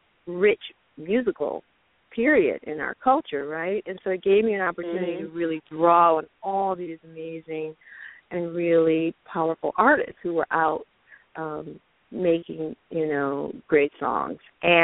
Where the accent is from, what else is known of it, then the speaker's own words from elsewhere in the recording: Detroit, Michigan, United States; I grew up in Detroit during the rich period of Motown and beyond